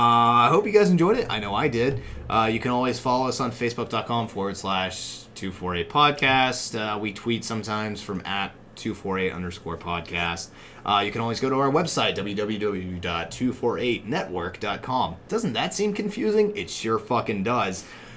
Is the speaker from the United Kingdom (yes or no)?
no; Ireland; Well, I'm Irish, so that means...